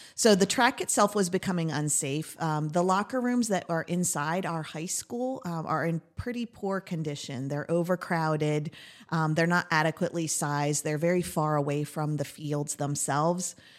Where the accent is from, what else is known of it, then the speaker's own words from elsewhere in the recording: Lebanon County, Pennsylvania, United States; also born or lived in Lancaster County, Pennsylvania; I've lived in Lebanon County with my family growing up